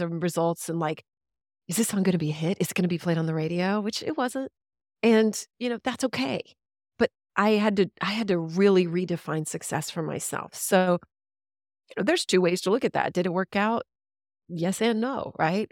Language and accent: English; Killeen, Texas, United States; I grew up in Killeen, Texas. I'm a Central Texas girl